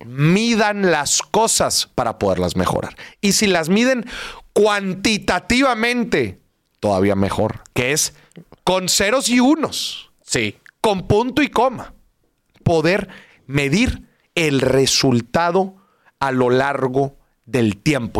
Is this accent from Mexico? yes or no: yes; Monterrey, Nuevo León, Mexico; ¿Cómo somos los regios?